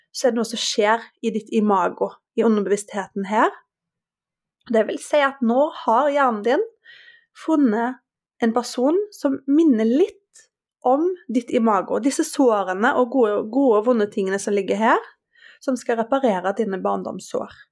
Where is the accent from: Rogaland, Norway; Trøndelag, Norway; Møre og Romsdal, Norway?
Rogaland, Norway; Haugesund; moved away as an adult; now in Oslo, Norway; fra Haugesund